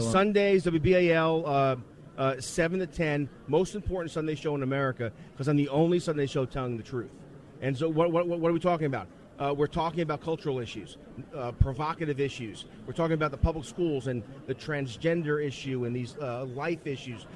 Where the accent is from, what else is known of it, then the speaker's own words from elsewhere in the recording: New York City, New York, United States; I'm from the Bronx.